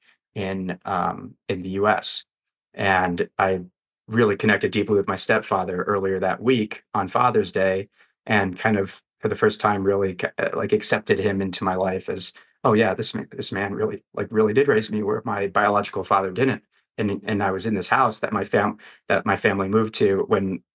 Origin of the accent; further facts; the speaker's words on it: Denver, Colorado, United States; now in Las Vegas, United States; the street that I grew up on in Denver as a kid